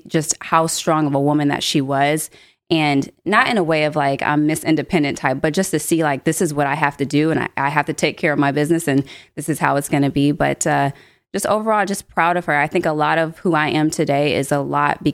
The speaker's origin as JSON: {"language": "English", "town": "Rochester", "region": "Michigan", "country": "United States", "tie": "born or raised there", "also_born_or_lived": "Pontiac, Michigan", "said": "Rochester, where I initially kind of grew up and was raised"}